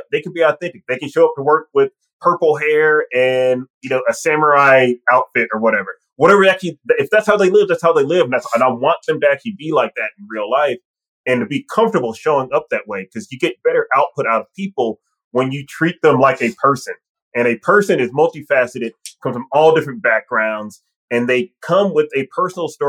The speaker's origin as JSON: {"language": "English", "region": "Mississippi", "country": "United States", "accent": "Southern", "said": "I'm from Mississippi. I have an accent. And especially if I'm around other Mississippi folks or other people from the South, you will hear it come out"}